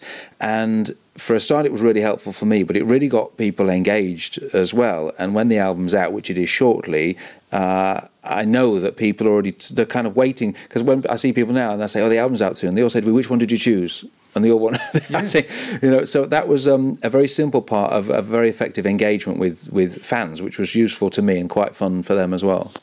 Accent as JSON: {"language": "English", "town": "Cleethorpes", "region": "Yorkshire and the Humber", "country": "United Kingdom", "tie": "born or raised there", "said": "my hometown of Cleethorpes"}